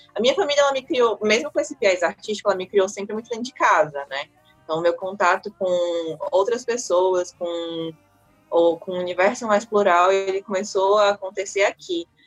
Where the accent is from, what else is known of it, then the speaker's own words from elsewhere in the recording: Aracati, Ceará, Brazil; moved away; Eu nasci, confere, eu nasci e me criei em Aracati